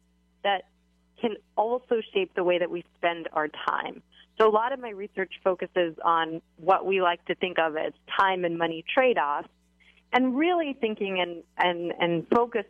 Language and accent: English; Canada; I am Canadian